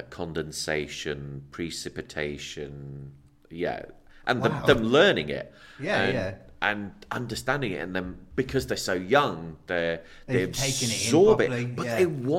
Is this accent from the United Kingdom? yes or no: yes; Norfolk, East of England, United Kingdom; moved away as an adult; also born or lived in Uxbridge, London / Oldham / China; Was there till I was 5. Then I moved to Norfolk. Grew up in Norfolk